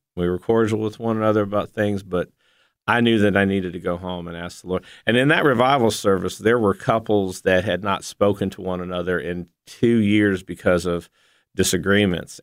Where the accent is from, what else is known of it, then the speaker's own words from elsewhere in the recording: Ashtabula, Ohio, United States; moved away as an adult; also born or lived in Memphis; I grew up in Asheville, Ohio